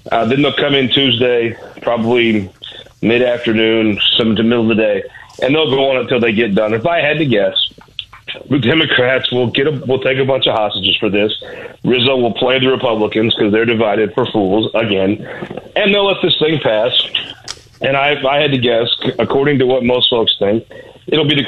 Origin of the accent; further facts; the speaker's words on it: Missouri, United States; Look, I grew up in the Bootheel, and if you were gay at the time I was growing up, you had a hard way to go